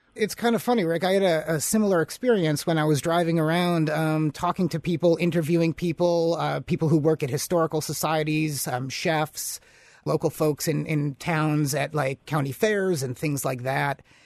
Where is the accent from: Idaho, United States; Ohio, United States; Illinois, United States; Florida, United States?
Illinois, United States; Chicago; now in Upper Peninsula, Michigan, United States; I'm originally from Chicago